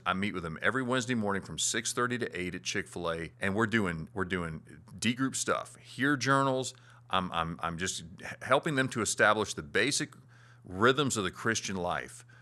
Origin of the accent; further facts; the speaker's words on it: Florida, United States; moved away; back in my hometown in Florida